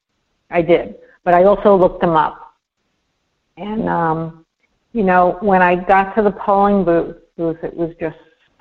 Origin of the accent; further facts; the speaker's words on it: New York, United States; now in Florida, United States; I'm a New Yorker